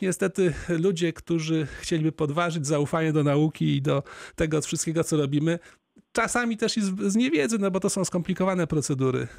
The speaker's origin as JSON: {"language": "Polish", "town": "Opole", "region": "Opole Voivodeship", "country": "Poland", "said": "u nas w Opolu"}